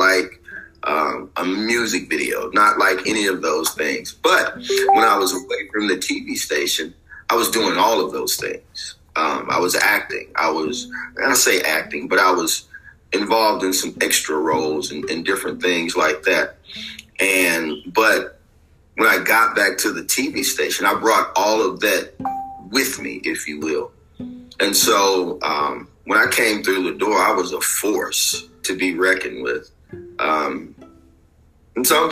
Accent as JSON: {"language": "English", "town": "Little Rock", "region": "Arkansas", "country": "United States", "tie": "born or raised there", "said": "this is my hometown"}